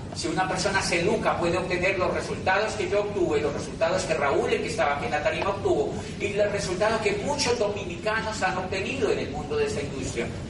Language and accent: Spanish; Colombia; hice un tránsito hacia el 2% de la población colombiana a través de la educación